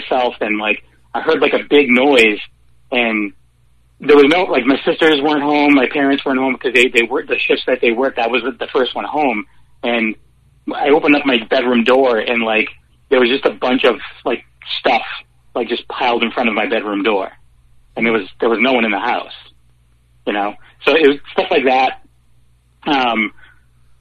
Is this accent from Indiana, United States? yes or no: no; Worcester, Massachusetts, United States; I grew up in Worcester, and like an old three-decker